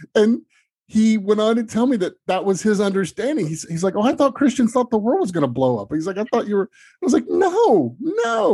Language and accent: English; Memphis, Tennessee, United States; now in Los Angeles, United States; I grew up in Tennessee in Memphis